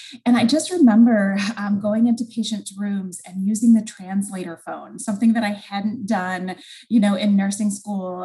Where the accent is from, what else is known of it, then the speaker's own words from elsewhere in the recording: Michigan, United States; I'm originally from Michigan